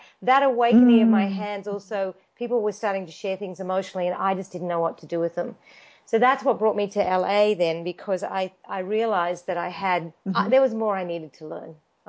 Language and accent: English; Australia; now in Los Angeles, United States; I grew up in Australia and I did my physiotherapy degree